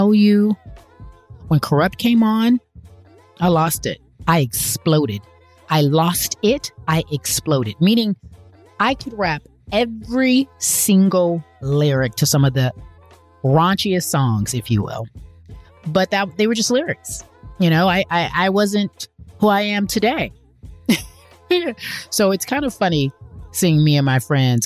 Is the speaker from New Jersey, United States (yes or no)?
no; Pasadena, California, United States; also born or lived in Los Angeles; I'm from LA. I grew up in Pasadena, but, you know, went to UCLA, born and raised